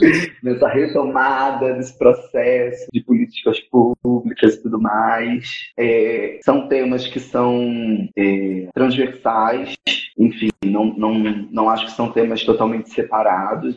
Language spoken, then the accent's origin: Portuguese; Rio de Janeiro, Brazil; eu tô em São Paulo agora, eu sou do Rio